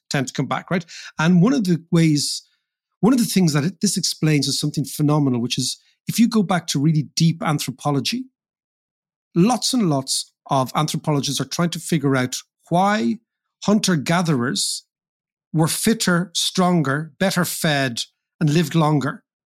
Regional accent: Ireland; as Irish people

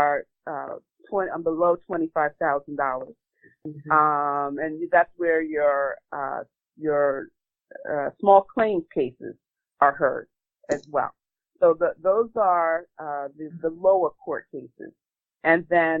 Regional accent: New York City, New York, United States; I am from Southeast Queens

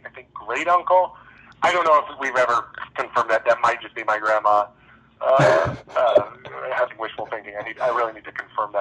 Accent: Los Alamos, New Mexico, United States; I grew up in Los Alamos, New Mexico, which is just a town of scientists.

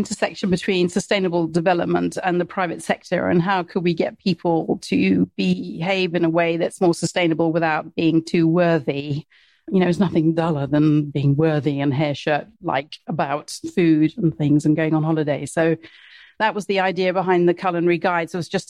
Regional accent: Mombasa, Mombasa County, Kenya; Yes. So I was born in Mombasa, and my dad worked in agricultural development.

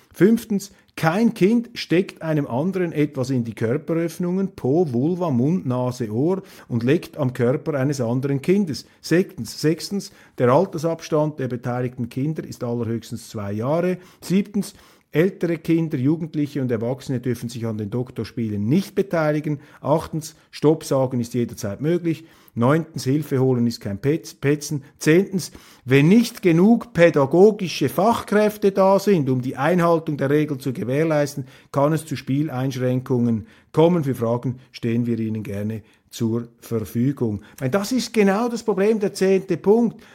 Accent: Switzerland; als Schweizer

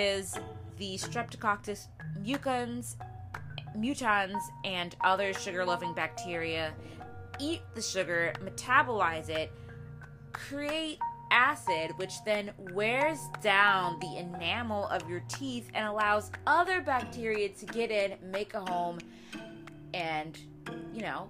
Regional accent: Midwest, United States; as a wee young lass growing up in the Midwest

